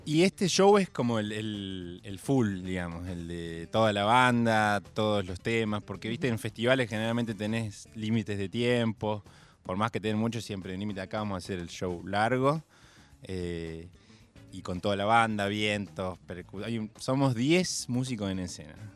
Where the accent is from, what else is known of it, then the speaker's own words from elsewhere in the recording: Córdoba, Argentina; also born or lived in Buenos Aires; soy cordobés